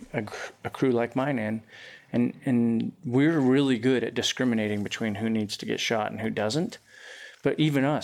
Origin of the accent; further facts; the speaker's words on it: Utah, United States; moved away as an adult; I grew up in Utah